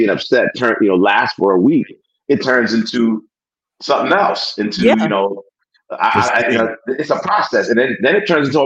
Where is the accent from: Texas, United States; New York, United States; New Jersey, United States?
New Jersey, United States; accent: Jersey; My Jersey accent